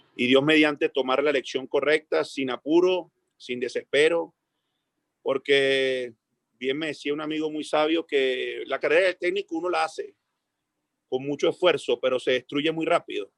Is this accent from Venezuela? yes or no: yes; Venezuela; moved away as an adult; uno como técnico venezolano